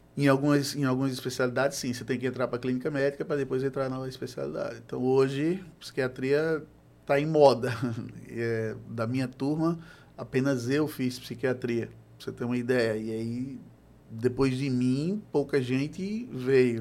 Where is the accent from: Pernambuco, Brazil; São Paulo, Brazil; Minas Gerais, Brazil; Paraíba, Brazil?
Paraíba, Brazil; João Pessoa; sou de João Pessoa